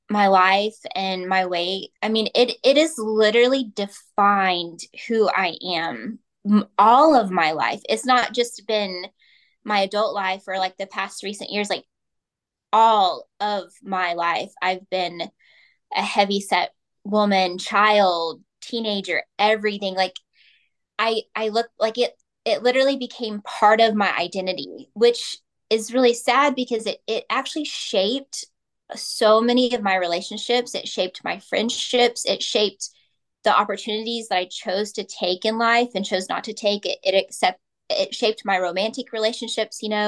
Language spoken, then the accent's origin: English; Oklahoma, United States; I'm from Oklahoma